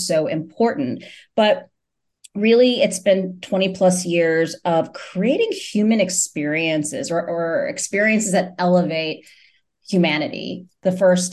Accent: New York City, New York, United States; I was born in New York City

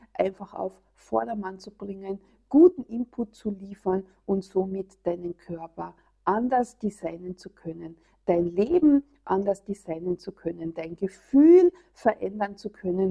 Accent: Austria; hier bei uns in Österreich

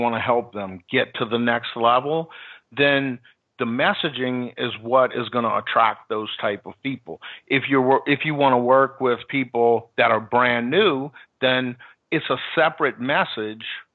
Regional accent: New Orleans, Louisiana, United States; I grew up in New Orleans

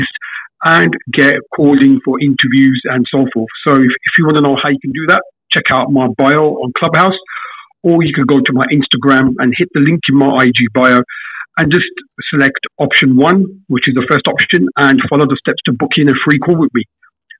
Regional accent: London, United Kingdom; I'm from London, UK

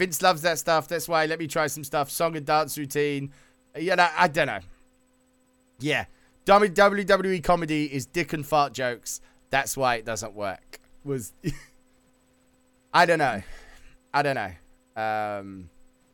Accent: United Kingdom; we're both British

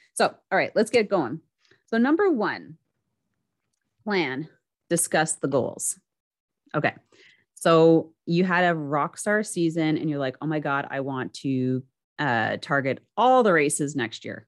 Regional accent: Canada; I'm a Canadian

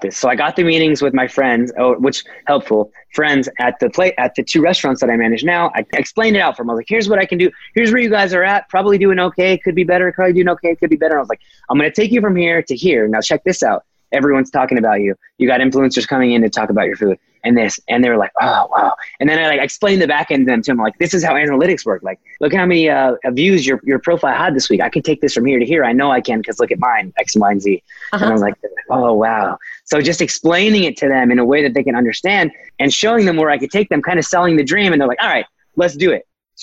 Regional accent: Fullerton, California, United States; Fullerton, my hometown, born right there

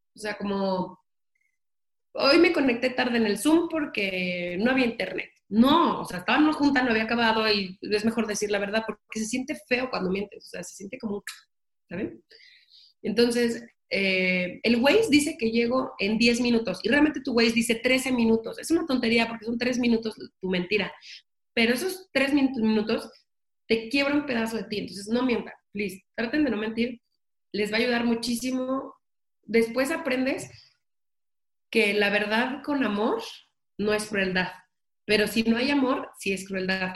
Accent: Mexico; soy la primera mexicana o mexicano que compra las licencias de Universal para piñatas

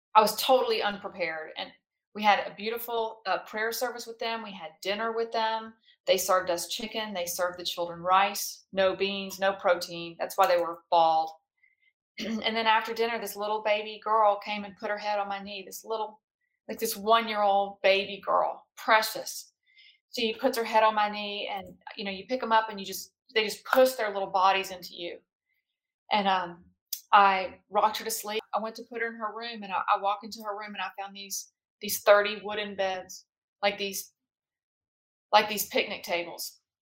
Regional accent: South Louisiana, United States; I'm from South Louisiana

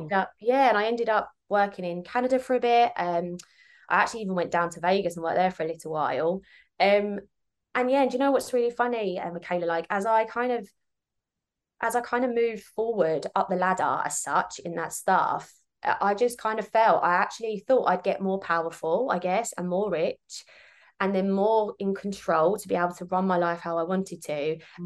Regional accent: Kent, South East England, United Kingdom; moved away as an adult; now in Sydney, Australia; I'm actually originally from Kent in the UK.

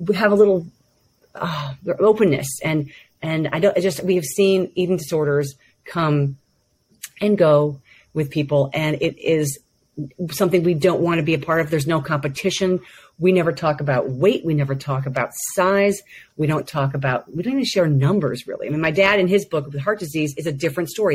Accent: United States; growing up in America

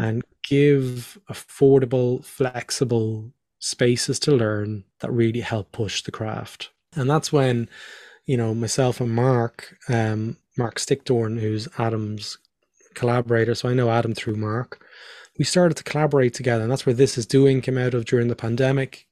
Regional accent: Ireland; also born or lived in Australia; I'm Irish.

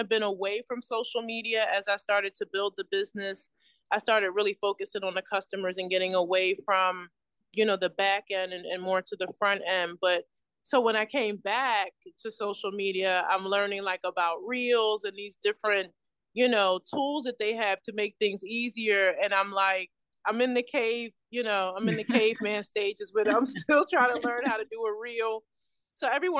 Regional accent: Philadelphia, Pennsylvania, United States; I was born in West Philadelphia, and my mom, you know, she went to high school in West Philadelphia

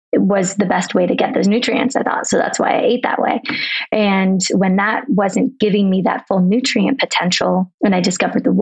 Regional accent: Arizona, United States; also born or lived in San Diego, California; now in Colorado, United States; I'm from Arizona originally, but I bounce around. I lived in San Diego. I'm now in Colorado

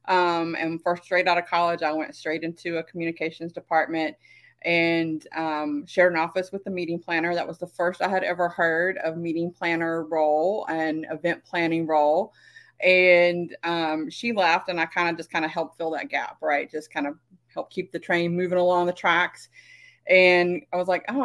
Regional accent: South Carolina, United States; now in Las Vegas, United States; I'm originally from South Carolina. I now live in the fabulous Sin City, Las Vegas

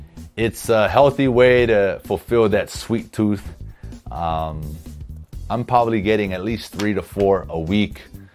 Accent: Honolulu, Hawaii, United States; I'm from Pa'oa Valley. That's what I claim. That's where I met all my friends. So I met my wife, grew up there.

